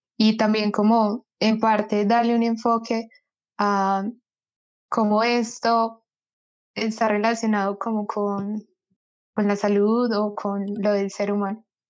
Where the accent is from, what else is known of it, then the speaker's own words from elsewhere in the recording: Medellín, Antioquia, Colombia; soy de Medellín